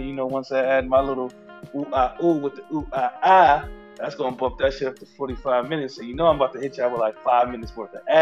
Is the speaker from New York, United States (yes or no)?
yes; New York City, New York, United States; I'm from New York, born and raised in Brooklyn